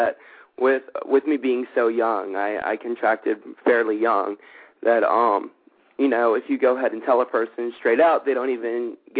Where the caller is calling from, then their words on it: Los Angeles, California, United States; I'm calling from Hollywood, California as well.